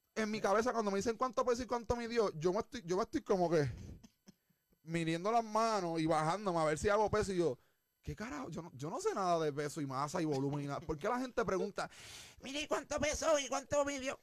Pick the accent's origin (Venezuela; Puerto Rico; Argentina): Puerto Rico; moved away; also born or lived in United States; yo me fui de Puerto Rico